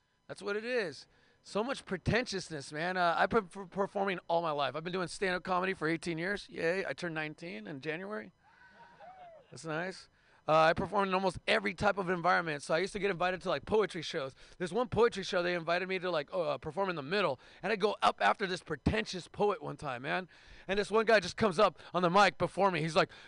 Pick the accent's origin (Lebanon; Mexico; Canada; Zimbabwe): Mexico; Mexicali, Baja California; I'm from Mexicali, Mexico, in Portland, Oregon, which means like a great game of murder, kidnapping, and hacky sack.